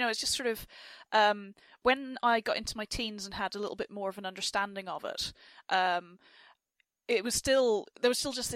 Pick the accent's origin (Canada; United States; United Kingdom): United Kingdom; Enniskillen, Northern Ireland; I am not from Derry. But I am from Enniskillen in County Fermanagh